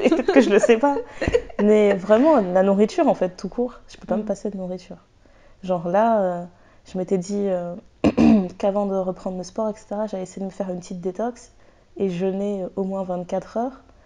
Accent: France; je suis française

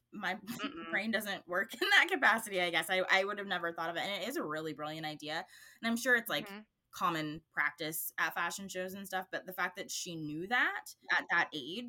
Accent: California, United States; my hometown in California

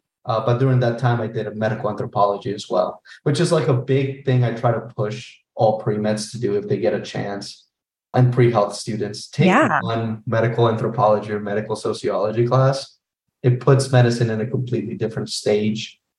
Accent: Orlando, Florida, United States; So I'm from Orlando.

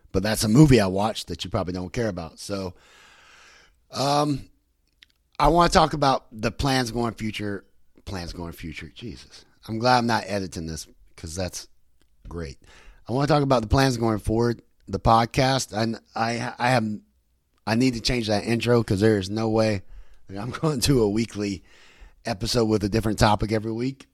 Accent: West Virginia, United States; I'm from West Virginia

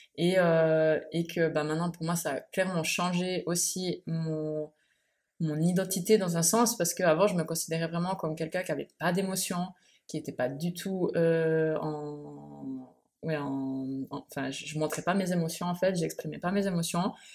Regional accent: Switzerland; moved away as an adult; now in Bali, Indonesia; je suis suisse

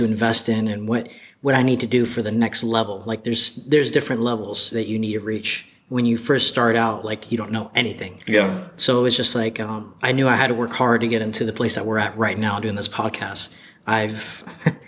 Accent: Ocala, Florida, United States; also born or lived in Gainesville, Florida; I'm from Ocala, Florida. I was born in Gainesville, but I was raised here all my life.

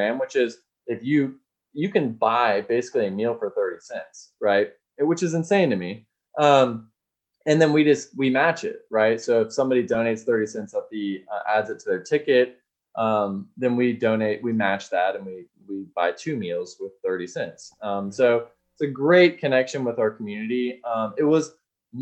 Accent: Austin, Texas, United States; I'm from Austin

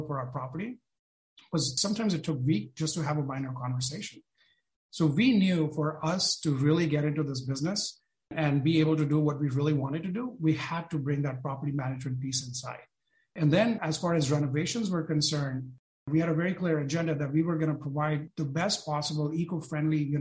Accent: India; moved away as an adult; also born or lived in Detroit / San Francisco Bay Area; now in San Francisco, United States; I was born and brought up in India

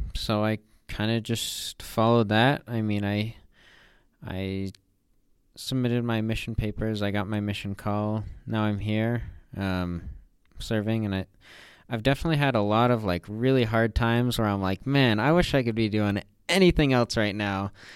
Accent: Northern Utah, United States; I'm from Northern Utah.

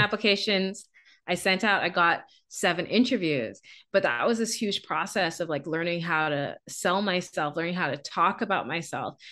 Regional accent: Bahamas; moved away as an adult; now in Canada; I'm from the Bahamas.

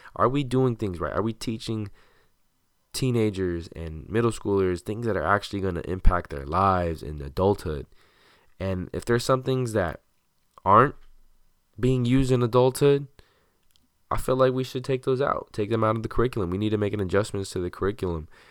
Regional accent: Santa Ana, California, United States; also born or lived in Orange, California; my friends back home in my hometown of Santa Ana

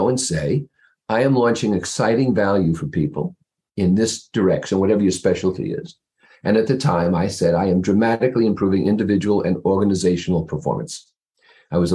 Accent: New Jersey, United States; moved away as an adult; now in East Greenwich, United States; I'm from just across the river in New Jersey, right opposite the Empire State Building.

